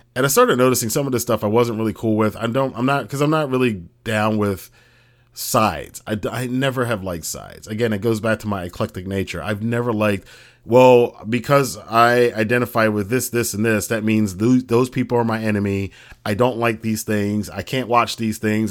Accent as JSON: {"language": "English", "country": "United States"}